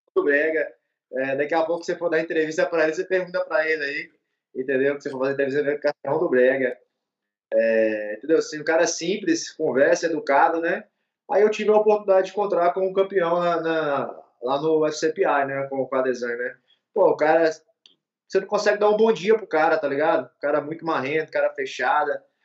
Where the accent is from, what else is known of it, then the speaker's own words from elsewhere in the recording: Montes Claros, Minas Gerais, Brazil; Eu sou mineiro, nascido aqui na cidade de Montes Claros.